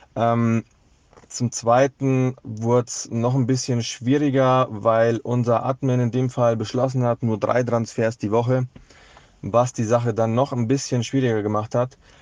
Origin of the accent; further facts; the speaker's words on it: Munich, Bavaria, Germany; als natürlich äh, gebürtiger Münchner ist man hier FC Bayern München-Fan